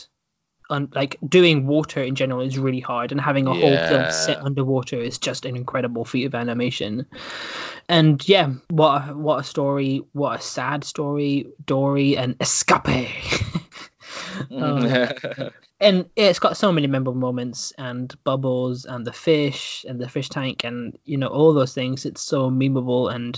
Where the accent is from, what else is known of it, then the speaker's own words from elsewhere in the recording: Stornoway, Scotland, United Kingdom; moved away; also born or lived in Dudley; my hometown of Stornoway